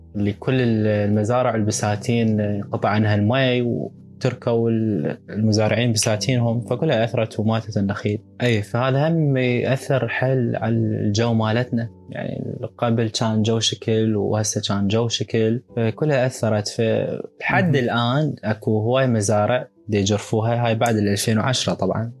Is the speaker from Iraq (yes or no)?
yes; Iraq; إحنا كعراقيين وكحضاراتنا